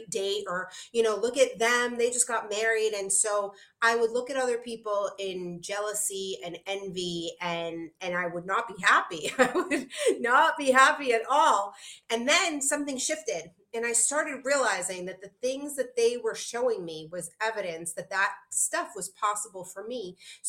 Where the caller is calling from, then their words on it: Aruba; And here I'm calling in from Aruba, you know, so it's possible for anyone to shift their life.